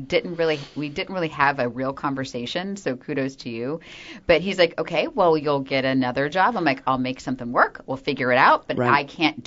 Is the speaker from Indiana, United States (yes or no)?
no; Florida, United States; now in New York, United States; they thought because I was from Florida, they're like, you could just swing by Houston. I'm like, guys, I live in New York now